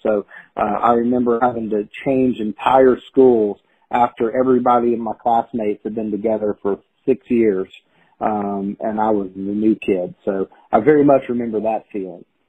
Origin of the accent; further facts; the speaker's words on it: Chattanooga, Tennessee, United States; a writers group here in my hometown of Chattanooga